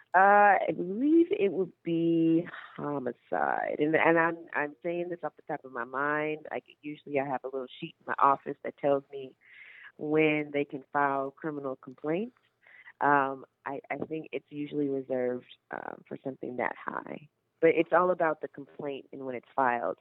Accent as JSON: {"language": "English", "town": "Carson", "region": "California", "country": "United States", "tie": "born or raised there", "said": "I grew up in Carson, California"}